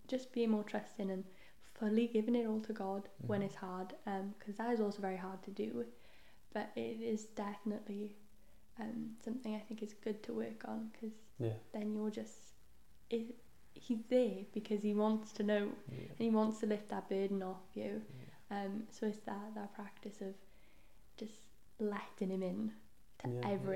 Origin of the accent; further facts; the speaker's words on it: Wales, United Kingdom; first language Welsh; English is a second language; my first language is Welsh, so I have a Welsh Bible